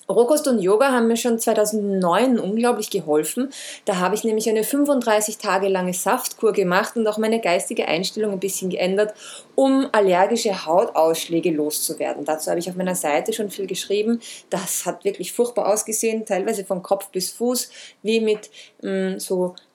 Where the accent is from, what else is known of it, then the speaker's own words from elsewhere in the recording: Vienna, Austria; Geboren und aufgewachsen bin ich in Wien